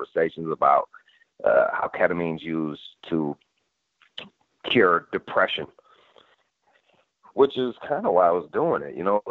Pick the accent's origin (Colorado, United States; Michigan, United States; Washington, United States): Michigan, United States; also born or lived in Los Angeles; now in Nashville, United States; I'm from Michigan myself